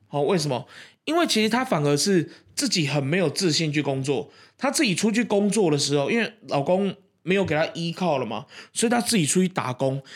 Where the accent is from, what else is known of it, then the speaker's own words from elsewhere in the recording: Keelung, Taiwan; 那是一个在，呃，我们基隆那边吃不到的一个食物